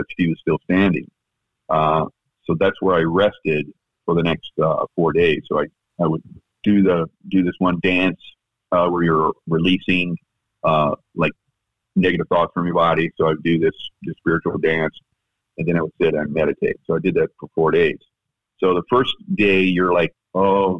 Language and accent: English; South Carolina, United States; now in Florida, United States; my home state of South Carolina